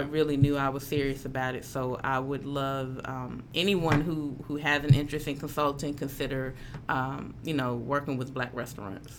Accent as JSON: {"language": "English", "town": "Atlanta", "region": "Georgia", "country": "United States", "tie": "born or raised there", "moved": "as an adult", "lives_now": "Memphis, United States", "said": "Growing up in Atlanta"}